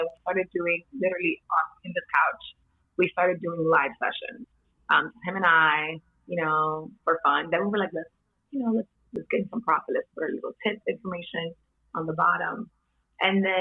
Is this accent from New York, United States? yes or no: yes; New York City, New York, United States; also born or lived in Dominican Republic; I'm Dominican. I was born and partly raised there. Most of my life I spent it here in Washington Heights.